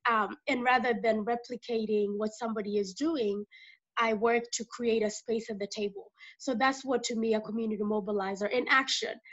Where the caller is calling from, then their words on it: Dallas, Texas, United States; Uh, I am dialing in from Dallas, Texas, the, the great state of uh, Texas.